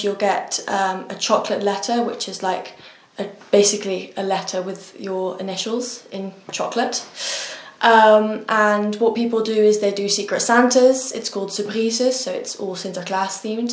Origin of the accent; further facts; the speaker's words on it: Netherlands; now in United Kingdom; I'm from the Netherlands.